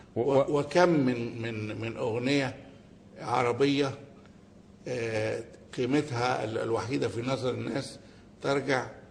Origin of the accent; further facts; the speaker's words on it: Egypt; احنا كمصريين وكعرب